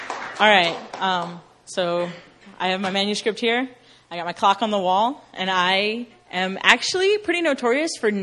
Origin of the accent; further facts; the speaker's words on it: Northern Virginia, United States; moved away as an adult; also born or lived in Missouri; now in South Korea; I'm from Northern Virginia, but I went to a Christian university in Missouri, so I'm kind of East Coast and kind of Midwest